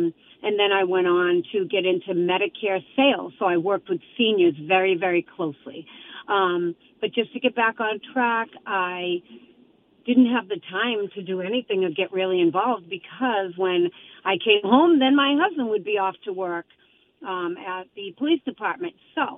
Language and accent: English; Boston, Massachusetts, United States; moved away as an adult; now in Attleboro, United States; I grew up in Boston in the city, so I definitely understand the low-income housing crisis.